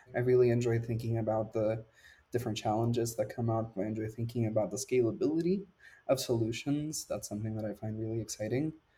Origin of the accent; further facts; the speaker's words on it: Puerto Rico; moved away; I grew up in Puerto Rico